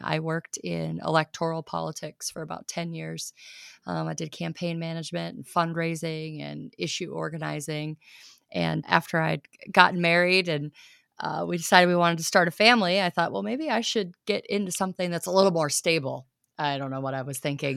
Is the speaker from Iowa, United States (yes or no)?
yes; southern Iowa, United States; also born or lived in Canton, South Dakota; now in Watertown, United States; I'm from Iowa originally, but further, further south, than Northwest Iowa